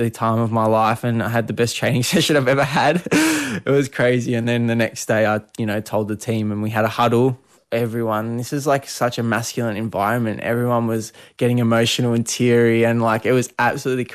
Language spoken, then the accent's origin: English; Melbourne, Victoria, Australia; moved away as an adult; now in Adelaide, Australia; I'm from Melbourne, grew up in Melbourne all my life, and this is the first time I was leaving home